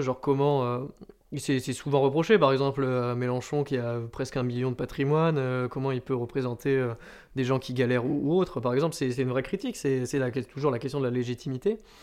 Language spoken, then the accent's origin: French; Landes, Nouvelle-Aquitaine, France; also born or lived in Suresnes; je suis né à Suresnes, donc c'est vers Nanterre, mais j'y suis resté euh, un an et demi environ pour déménager euh, dans les Landes quand j'étais petit